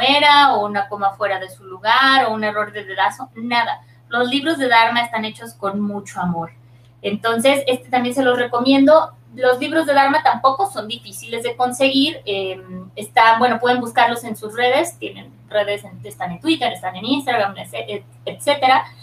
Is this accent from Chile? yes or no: no; northern Mexico, Mexico; los del norte no escribimos igual que los del centro ni